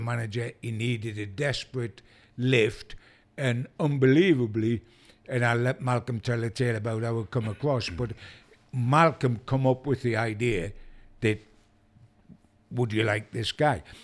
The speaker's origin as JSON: {"language": "English", "town": "Newcastle upon Tyne", "region": "North East England", "country": "United Kingdom", "said": "as a Newcastle fan, myself, and as a Geordie"}